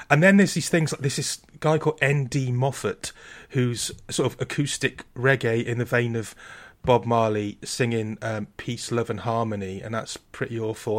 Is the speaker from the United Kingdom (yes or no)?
yes; Wales, United Kingdom